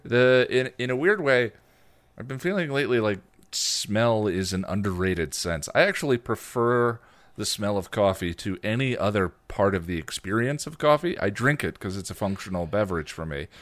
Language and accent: English; United States; I'm an American